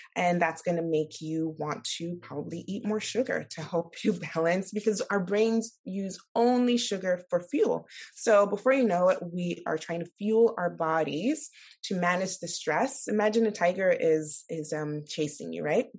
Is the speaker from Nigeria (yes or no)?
yes; Nigeria; moved away; I'm from Nigeria